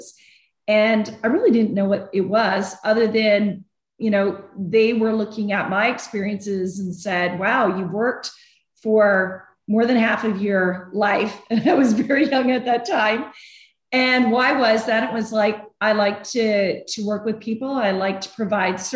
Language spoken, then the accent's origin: English; Canada; moved away as an adult; now in United States; being from Canada, I got my green card much faster